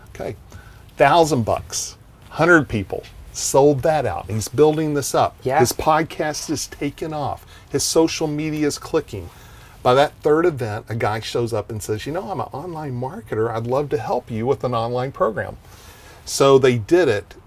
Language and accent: English; Texas, United States; I'm from Texas